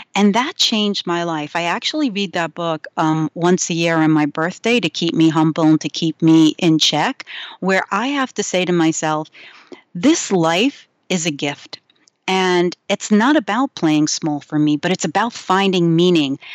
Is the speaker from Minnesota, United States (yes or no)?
no; New York, United States; I grew up in New York